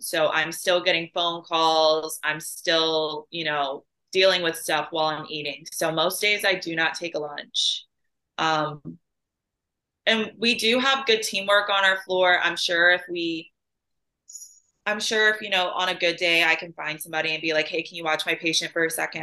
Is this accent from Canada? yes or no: no; Chicago, Illinois, United States; also born or lived in Austria; now in St. Louis, United States; And then I lived up in the Chicago area for a majority of my life. Um, and then I moved to St. Louis.